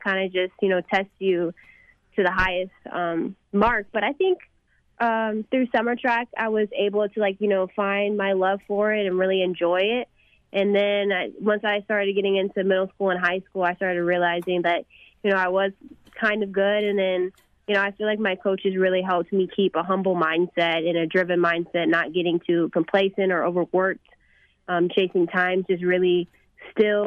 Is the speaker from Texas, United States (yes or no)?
yes; McKinney, Texas, United States; my hometown of McKinney